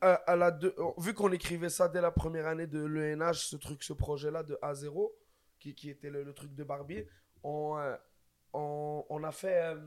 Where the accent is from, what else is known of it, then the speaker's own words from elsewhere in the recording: Quebec, Canada; on est québécois aussi